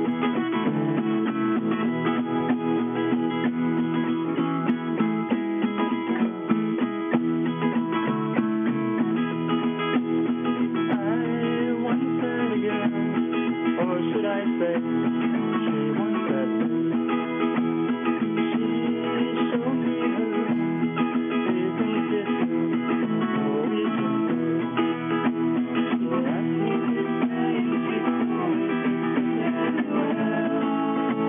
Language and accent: English; Montreal, Quebec, Canada; we grew up in Montreal with …